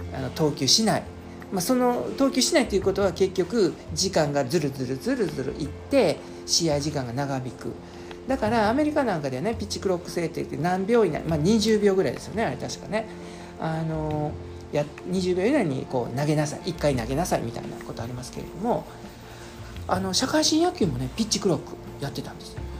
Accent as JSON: {"language": "Japanese", "region": "Osaka", "country": "Japan", "tie": "born or raised there", "said": "地元の大阪"}